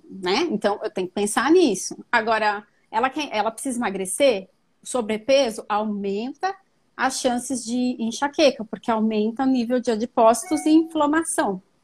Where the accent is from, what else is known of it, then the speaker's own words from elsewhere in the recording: São Paulo, Brazil; eu sou paulistana mesmo